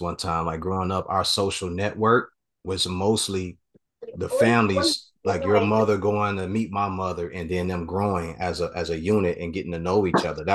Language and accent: English; Chicago, Illinois, United States; I grew up in Chicago. I am from Chicago.